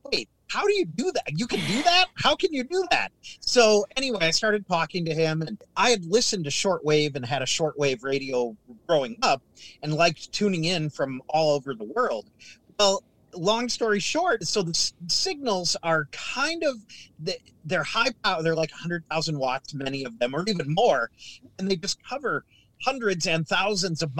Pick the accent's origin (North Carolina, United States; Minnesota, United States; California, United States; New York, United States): Minnesota, United States; moved away; growing up in Minnesota